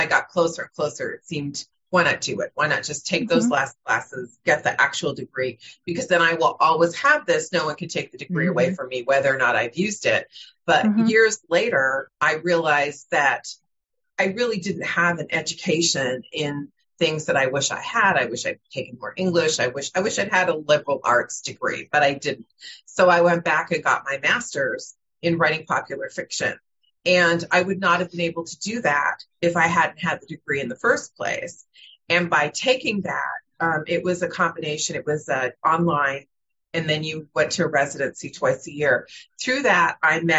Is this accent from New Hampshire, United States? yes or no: no; Burbank, California, United States; I grew up in Burbank, California